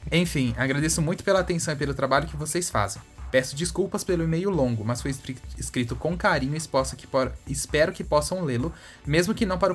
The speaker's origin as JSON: {"language": "Portuguese", "country": "France", "second_language": "Portuguese", "said": "Designs no plural. É que eu sou francesa."}